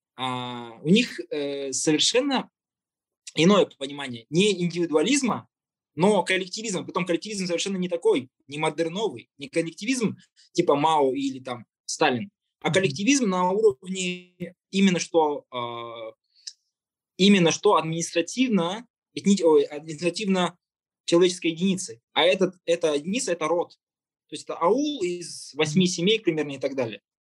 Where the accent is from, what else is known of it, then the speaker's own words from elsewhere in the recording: Kazakhstan; мы живем в, в этой стране, которая называется Казахстан, мы казахи